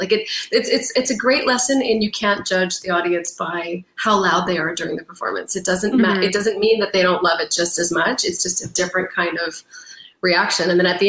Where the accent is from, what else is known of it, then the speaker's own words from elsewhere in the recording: Brooklyn, New York, United States; now in California, United States; I'm from Brooklyn line at the beginning of the show, everybody, woo! You know, and sometimes we would get these like battling responses in New York where I say, but you know, I've been living in California